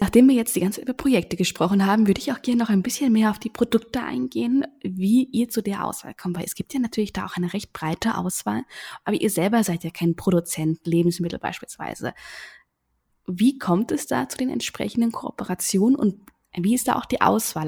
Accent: Germany; now in Vienna, Austria; ich bin Deutsche, lebe momentan in Wien

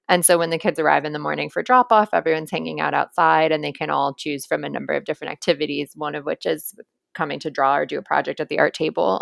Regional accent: Cambridge, Massachusetts, United States; I'm from Cambridge, Mass.

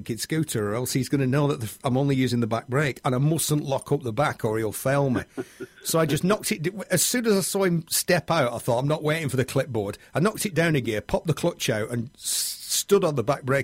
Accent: Bury, North West England, United Kingdom; I was born in Bury, brought up on a Coronation Street-style

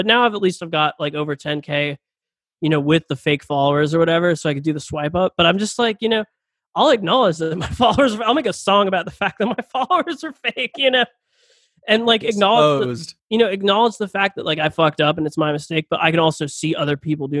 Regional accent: Jacksonville, Florida, United States; Jacksonville native.

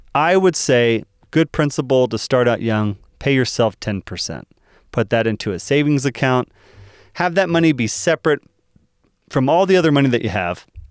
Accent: Dallas, Texas, United States; moved away; I'm originally from Dallas

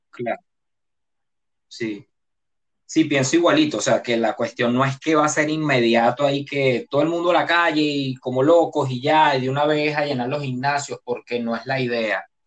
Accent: Venezuela; now in Panama; yo como venezolano

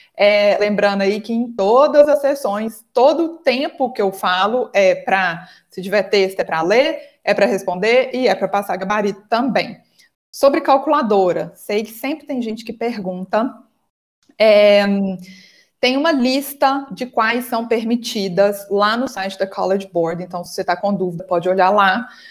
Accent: Minas Gerais, Brazil; aqui em Minas Gerais, eu sou de Minas, acho que vocês perceberam pelo meu sotaque

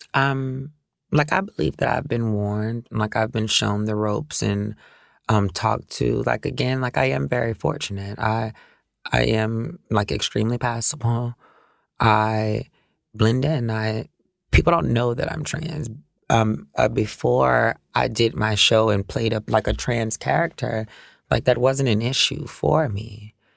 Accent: New Orleans, Louisiana, United States; growing up in New Orleans. Like I can't speak for anywhere else because that's where I was raised.

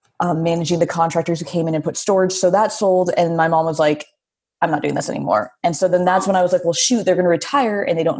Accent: near Spokane, Washington, Idaho panhandle, United States; also born or lived in Oakland, California; now in San Francisco, United States; I was born in Oakland, lived on a replica of a pirate ship, and then we moved to Idaho, which is really close to, and the panhandle right next to Spokane, Washington

